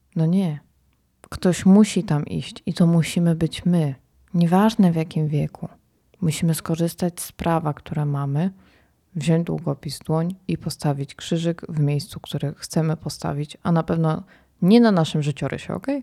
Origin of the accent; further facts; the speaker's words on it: Poland; jestem z Polski